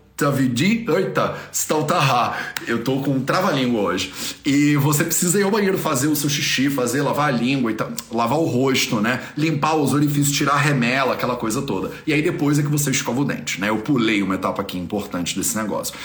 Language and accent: Portuguese; Brazil; eu sou brasileiro, eu nem sou daqui.